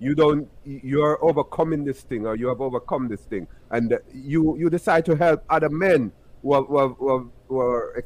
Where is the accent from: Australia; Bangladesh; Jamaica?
Jamaica; I'm from Jamaica